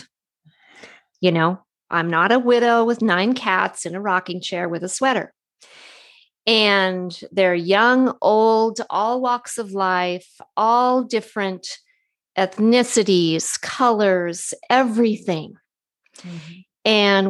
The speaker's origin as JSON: {"language": "English", "region": "California", "country": "United States", "said": "She's a Canadian. I'm a Californian."}